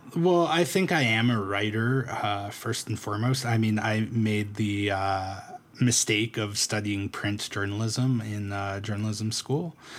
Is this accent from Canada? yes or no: yes; Toronto, Ontario, Canada; also born or lived in Medicine Hat; now in Calgary, Canada; I'm from Toronto originally